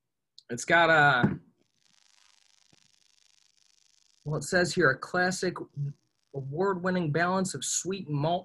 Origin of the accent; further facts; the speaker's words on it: Ohio, United States; moved away as an adult; also born or lived in Whidbey Island, Washington / Pensacola, Florida / Chicago; I'm originally from Ohio. I was here until I was about 20 years old, and the first time I left was when I joined the Navy.